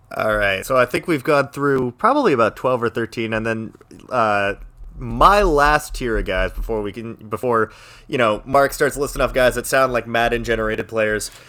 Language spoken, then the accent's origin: English; Canada; I'm Canadian